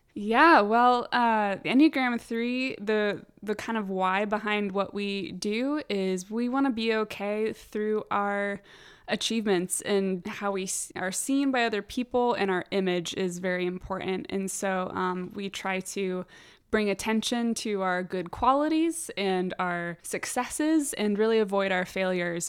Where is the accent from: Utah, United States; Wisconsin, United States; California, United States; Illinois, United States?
California, United States; San Diego; moved away as an adult; now in Richmond, United States; I am from San Diego, born and raised